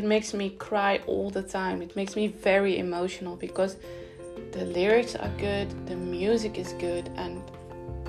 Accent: Netherlands; I live in the Netherlands, and in my hometown, in my city

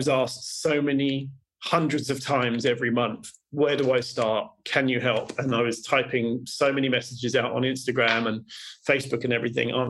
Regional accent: United Kingdom; I'm British

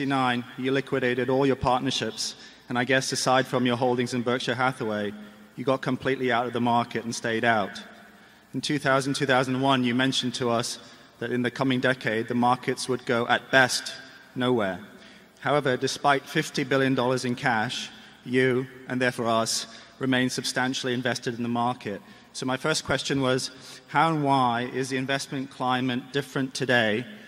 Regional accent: Hong Kong; I'm from Hong Kong

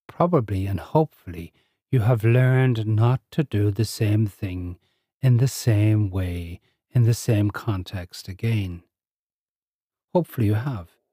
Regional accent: Ireland; I'm Irish, living in Ireland with a strong cultural, Irish cultural upbringing.

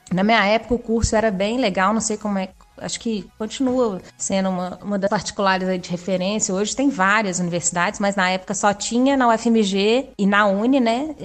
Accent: Belo Horizonte, Minas Gerais, Brazil; also born or lived in Brasília / Germany; Eu sou de Belo Horizonte mesmo.

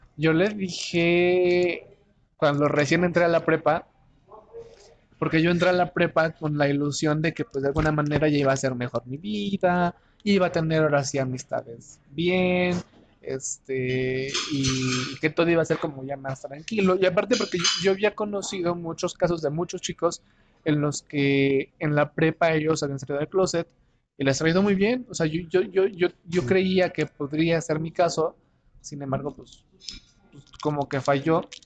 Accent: Oaxaca, Mexico; moved away as an adult; now in Mexico City, Mexico; un oaxaqueño que llegó a vivir a la Ciudad de México hace casi tres años

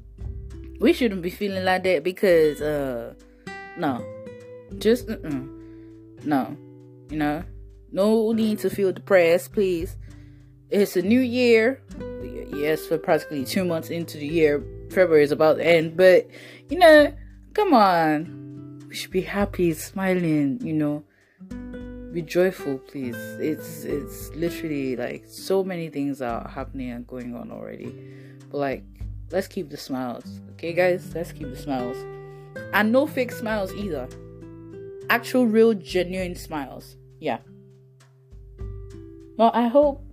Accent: Nigeria; moved away; As a Nigerian

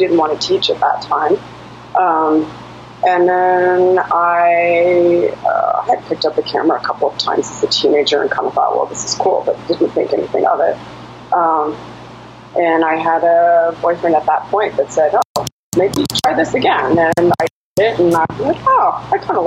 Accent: Toronto, Ontario, Canada; moved away as an adult; now in United States; I was living in Toronto. I grew up in Toronto.

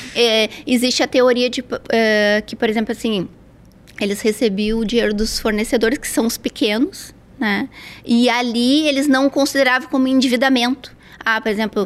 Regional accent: Porto Alegre, Rio Grande do Sul, Brazil; moved away as an adult; Eu sou gaúcha de Porto Alegre, estou aqui há três anos.

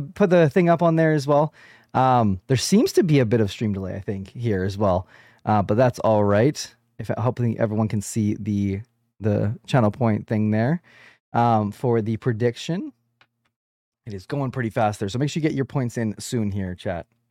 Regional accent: Canada; I am a Canadian podcaster

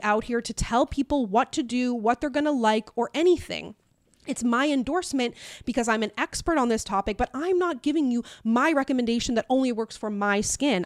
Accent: Newfoundland and Labrador, Canada; I'm black and from Newfoundland

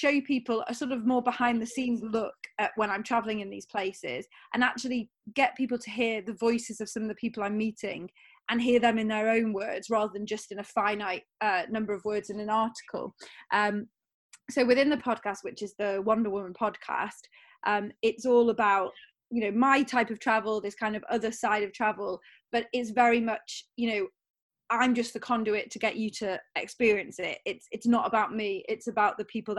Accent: North Wales, United Kingdom; now in near Heathrow Airport, United Kingdom; I grew up in North Wales. So I grew up near Snowdonia National Park

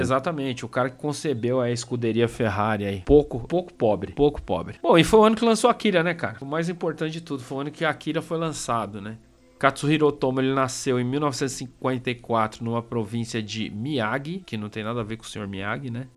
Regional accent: São Paulo, Brazil; accent: Paulista Zona Sul; Perdoe a minha pronúncia. É, Paulista Zona Sul

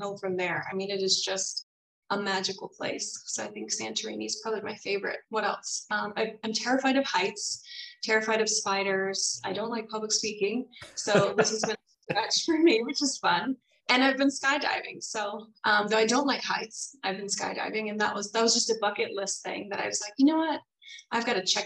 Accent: Virginia, United States; also born or lived in North Carolina; I grew up in Virginia. I was actually born in North Carolina, grew up in Virginia, in near DC for half of the time.

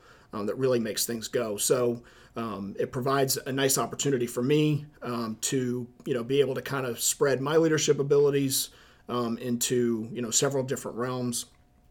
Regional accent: Charleston, South Carolina, United States; moved away as an adult; now in Attleboro, United States; I'm not a native New Englander. I'm originally from Charleston, South Carolina.

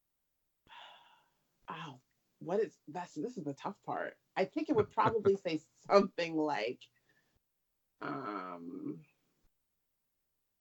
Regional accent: New Jersey, United States; I'm from Jersey

